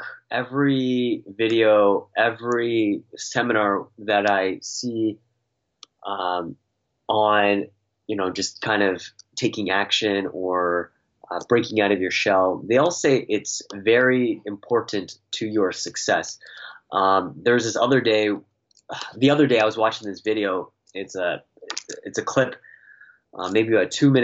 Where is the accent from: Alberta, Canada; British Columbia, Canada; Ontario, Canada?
Ontario, Canada; Toronto; moved away as an adult; I was born and raised in Toronto